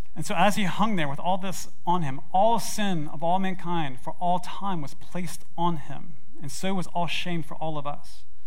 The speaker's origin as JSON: {"language": "English", "town": "Memphis", "region": "Tennessee", "country": "United States", "tie": "born or raised there", "said": "I grew up in Memphis, Tennessee, in Germantown"}